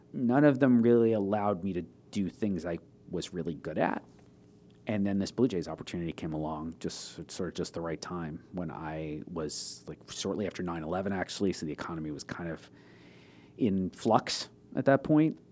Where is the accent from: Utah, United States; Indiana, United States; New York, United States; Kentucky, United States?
New York, United States; Long Island; moved away as an adult; also born or lived in Toronto; I was born on Long Island and grew up there. Lived in the same house until I was seventeen, left for college